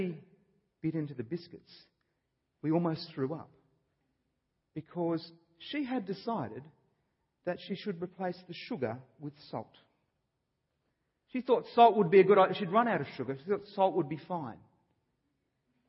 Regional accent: Australia; I'm an Australian. I was born here

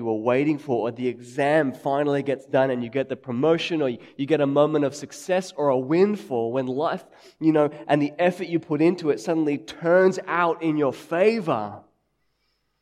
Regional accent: Sydney, New South Wales, Australia; growing up in Sydney

